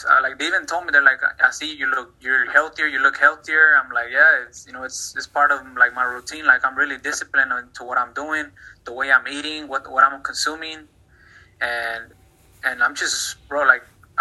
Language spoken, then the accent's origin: English; Dallas, Texas, United States; also born or lived in Mexico; I'm from Dallas, Texas. I was born in Mexico. We kind of migrated over here when I was 5 years old